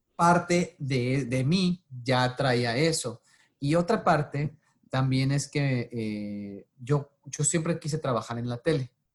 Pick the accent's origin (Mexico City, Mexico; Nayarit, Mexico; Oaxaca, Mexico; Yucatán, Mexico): Nayarit, Mexico; Tepic; moved away as an adult; also born or lived in Tijuana, Mexico / San Diego, United States; now in Los Angeles, United States; yo nací y crecí en Tepic, Nayarit, el, en México